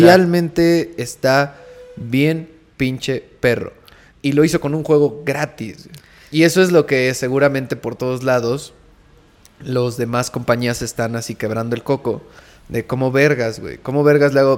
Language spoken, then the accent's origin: Spanish; Mexico; yo como mexicano